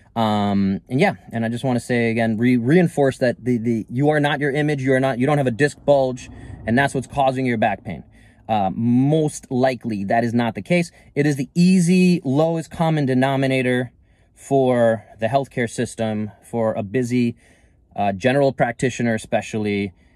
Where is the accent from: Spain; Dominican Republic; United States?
United States; New York City, New York; moved away as an adult; now in Northern California, United States; growing up in New York City most of my life